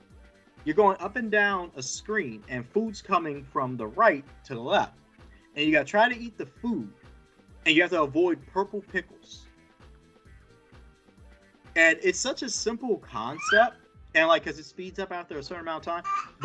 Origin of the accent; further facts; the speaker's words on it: Harrisburg, Pennsylvania, United States; now in Middletown, United States; I live in Middletown, Pennsylvania, but I grew up in Harrisburg, Pennsylvania